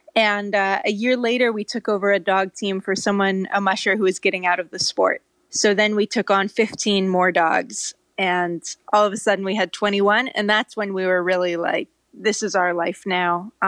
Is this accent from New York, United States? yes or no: no; California, United States; also born or lived in Norway; I grew up in California, so it's kind of a mystery. It doesn't really make sense. But I lived in Norway as a kid